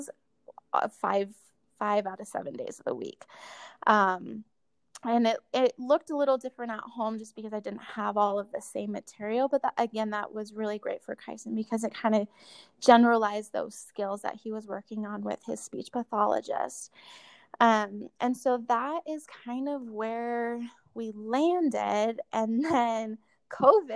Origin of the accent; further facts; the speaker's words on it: Colorado, United States; And I grew up in Colorado. My whole family is here.